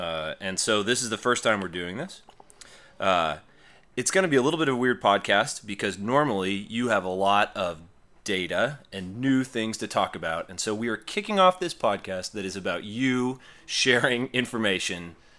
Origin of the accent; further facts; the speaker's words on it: Portland, Oregon, United States; I grew up in Portland.